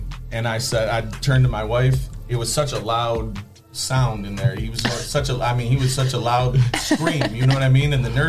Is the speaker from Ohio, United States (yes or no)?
yes; Oregon, Ohio, United States; I grew up in Oregon. I graduated from Clay as well.